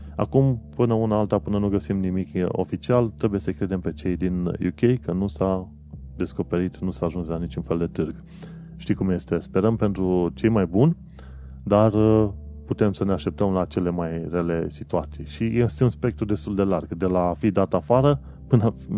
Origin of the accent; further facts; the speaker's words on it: Romania; now in London, United Kingdom; Un Român în Londra